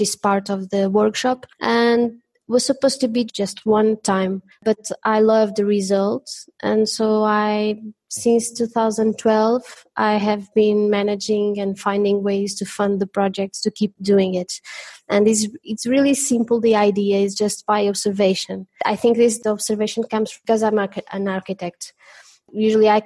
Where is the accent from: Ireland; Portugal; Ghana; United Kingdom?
Portugal; Covilhã, Centro; Covilhã, my hometown